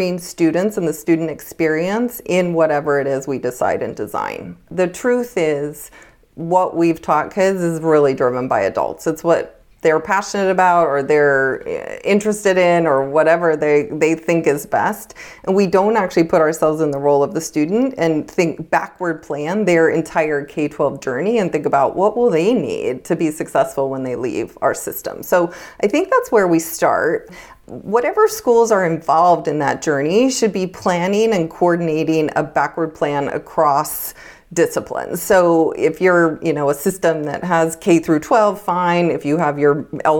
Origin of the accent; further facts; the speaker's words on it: United States; I grew up in Lake Tahoe